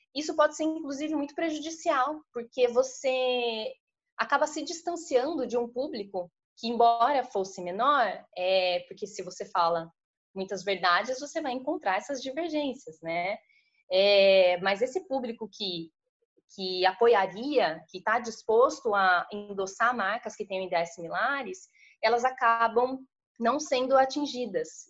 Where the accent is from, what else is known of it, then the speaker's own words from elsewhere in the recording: interior of São Paulo, Brazil; sou do interior de São Paulo